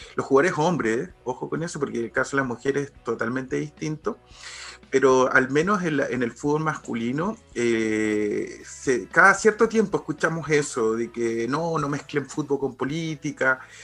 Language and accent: Spanish; Chile; siendo chileno